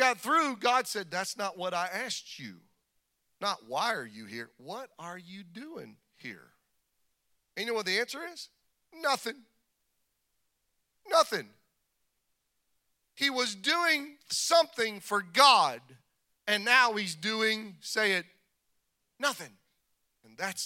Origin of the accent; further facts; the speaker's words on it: Kansas, United States; I was born in Kansas. Ain't no walls out there